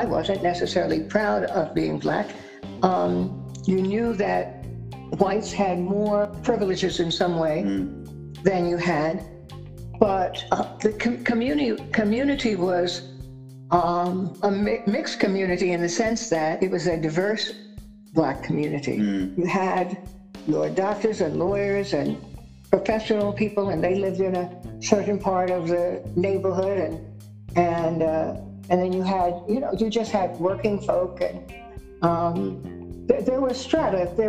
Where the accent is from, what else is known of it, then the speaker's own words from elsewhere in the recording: New York, United States; And so she pulled us out and I attended an Episcopal school in Manhattan.